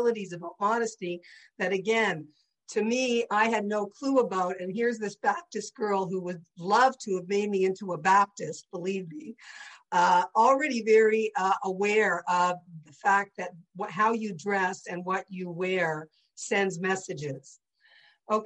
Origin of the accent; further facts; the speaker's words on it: St. Catharines, Ontario, Canada; growing up in St. Catharines in a traditional Jewish home